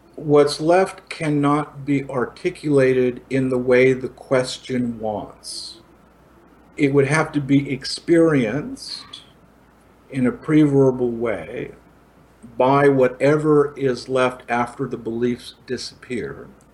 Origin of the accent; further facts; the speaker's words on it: Italy; also born or lived in India; now in Los Angeles, United States; I grew up in Italy post-war.